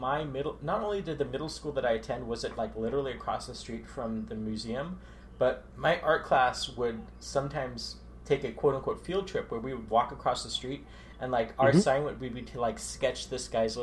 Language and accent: English; San Jose, California, United States; you and I, we're both from San Jose, and we both grew up in a neighborhood that is well known for its famous Egyptian Rosicrucian Museum.